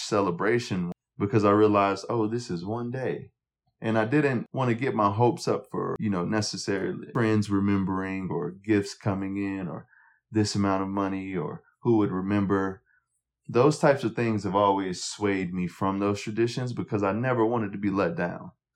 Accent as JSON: {"language": "English", "town": "Montgomery", "region": "Alabama", "country": "United States", "tie": "born or raised there", "said": "as a young black kid growing up in Montgomery"}